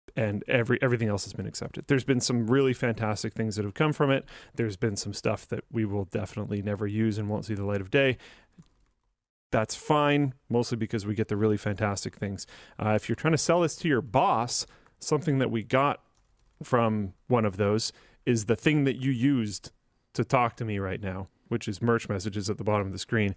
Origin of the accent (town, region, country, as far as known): Canada